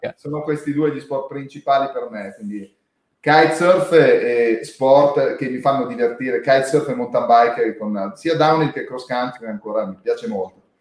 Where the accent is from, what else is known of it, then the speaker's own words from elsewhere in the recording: Domodossola, Piedmont, Italy; essendo nato e cresciuto a Domodossola